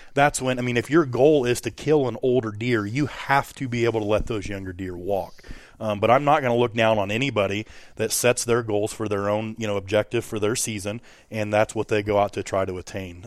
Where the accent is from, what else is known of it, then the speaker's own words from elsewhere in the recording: Hancock County, West Central Illinois, United States; I too come from Hancock County, uh, here in West Central Illinois